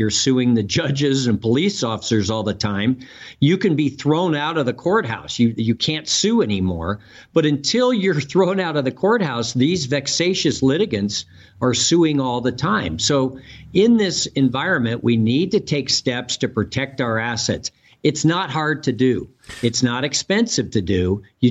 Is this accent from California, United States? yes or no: yes; California, United States; Well, I grew up in the San Francisco Bay Area and went to the University of California at Berkeley